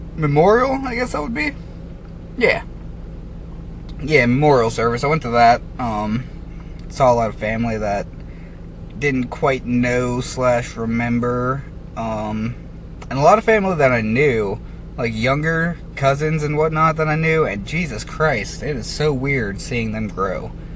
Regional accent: United States; my right as an American

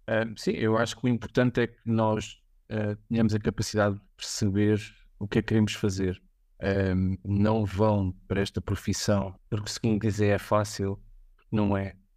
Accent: Vimeiro, Lisbon, Portugal; eu sou de, do Vimeiro, da Lourdes, portanto aqui em eh, Lisboa

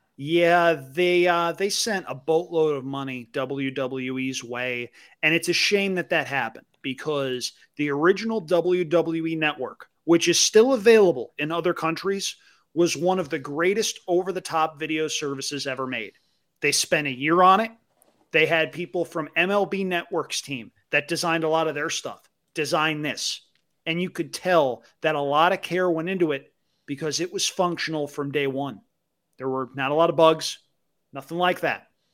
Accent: Albany, New York, United States; near my hometown in Albany, New York

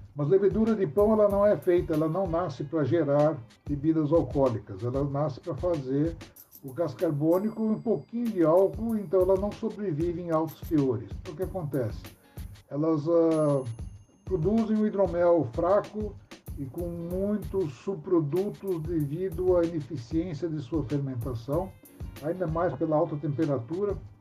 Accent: São Paulo, Brazil; Sou paulistano

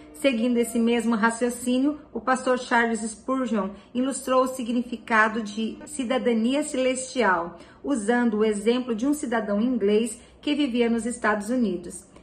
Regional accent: São Paulo, Brazil; moved away as an adult; now in Joinville, Brazil; Eu sou de São Paulo, mas moro em Joinville já há 16 anos. E eu lembro de ficar olhando sempre a cultura diferente dos cidadãos de outros países que viviam em São Paulo

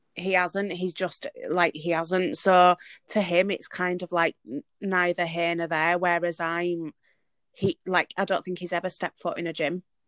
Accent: Leeds, Yorkshire and the Humber, United Kingdom; now in Liverpool, United Kingdom; I am originally from Leeds but moved to Liverpool.

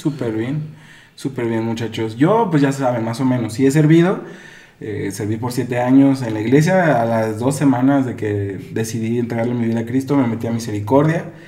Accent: Guadalajara, Jalisco, Mexico; aquí donde nosotros somos, de Guadalajara.

